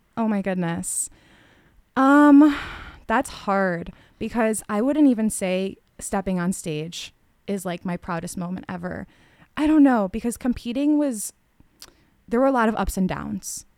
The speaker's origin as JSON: {"language": "English", "town": "LaGrange", "region": "Illinois", "country": "United States", "tie": "born or raised there", "said": "grew up in the suburbs in LaGrange, went to Polish school in Westmont"}